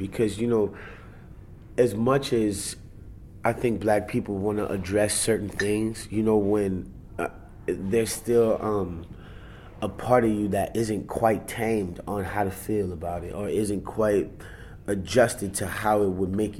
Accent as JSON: {"language": "English", "country": "Germany", "tie": "born there", "said": "I'm an Army brat. My mom did 20 years in the Army. So I was born in Germany."}